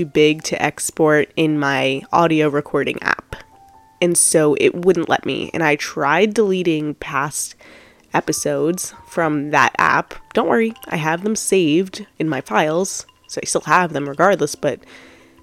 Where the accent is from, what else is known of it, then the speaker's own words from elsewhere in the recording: Long Island, New York, United States; I'm from Long Island, New York